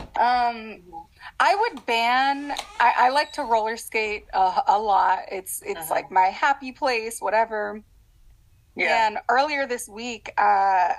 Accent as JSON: {"language": "English", "town": "Los Angeles", "region": "California", "country": "United States", "tie": "born or raised there", "said": "Los Angeles, born and raised."}